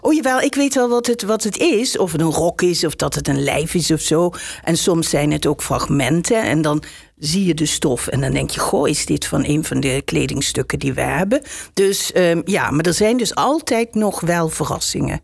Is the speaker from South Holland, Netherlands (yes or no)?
no; Limburg, Netherlands; moved away as an adult; also born or lived in Utrecht; Ik kom uit Limburg